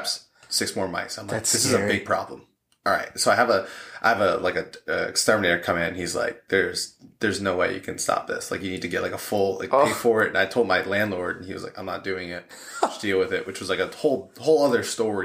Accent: New York, United States; moved away; Growing up in New York

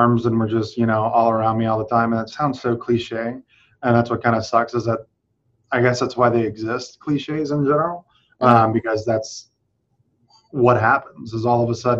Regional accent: South Louisiana, United States; I'm from South Louisiana

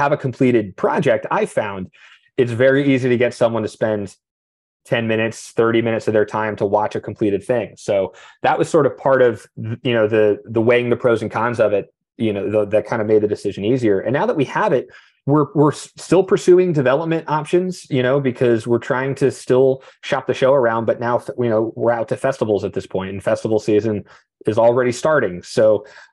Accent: New Jersey, United States; I'm from New Jersey

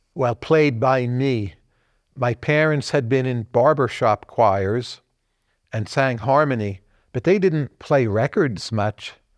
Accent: Kearny, New Jersey, United States; also born or lived in Bergen County, New Jersey; It was in, uh, northern New Jersey. So I was born in Kearney, New Jersey

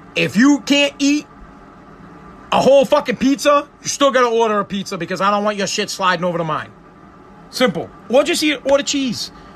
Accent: United States; as an American

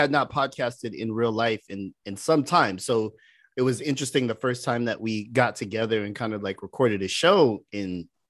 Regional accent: San Jose, California, United States; we're from San Jose, California, San Jose.

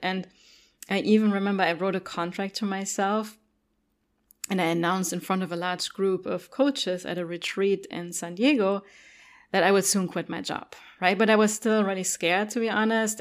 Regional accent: Germany; English is a second language; moved away; also born or lived in Cologne; I grew up in Germany

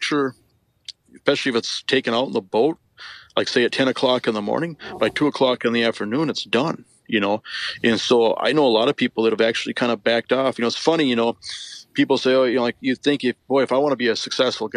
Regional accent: Western North Dakota, United States; also born or lived in Devils Lake, North Dakota; I grew up in Western North Dakota, fishing Lake Sakakawea and the Missouri River system

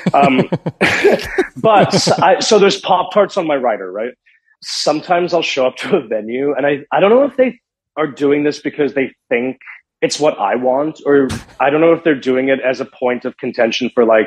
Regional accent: Johannesburg, Gauteng, South Africa; I grew up in Johannesburg, South Africa, which is a very big city

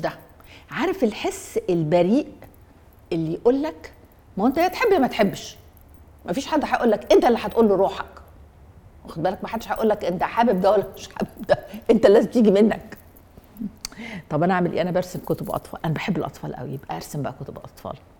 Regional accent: Egypt; انا مصري انا عربي

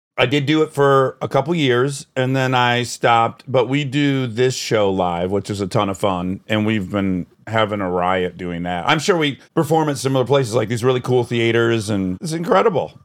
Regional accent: Detroit, Michigan, United States; I grew up in Detroit

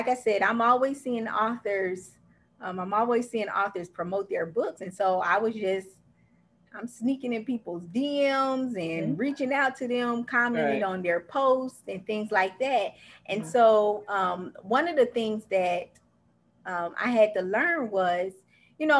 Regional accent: Dayton, Ohio, United States; now in Orlando, United States; I'm actually from Dayton, Ohio, and I currently reside in Orlando, Florida

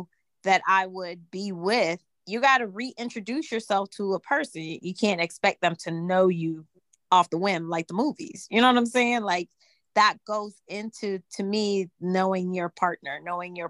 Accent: Jamaica; I'm Jamaican

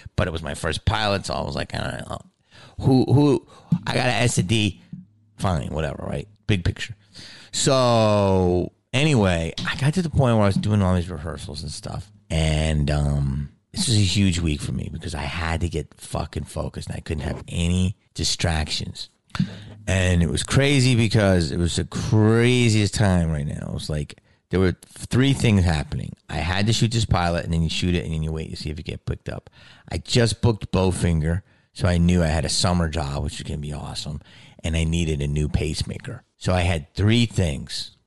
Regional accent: Delco, Pennsylvania, United States; accent: Delco; moved away; I'm from Delco

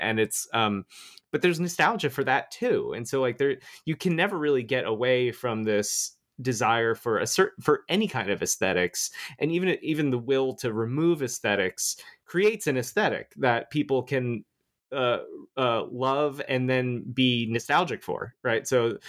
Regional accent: Florida, United States; I grew up in Florida. I used to live there.

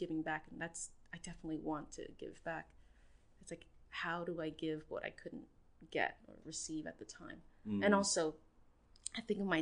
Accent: New York, United States; also born or lived in Thailand / Cambodia (ancestry); I'm 1.5, meaning that I came of age here, but was born elsewhere

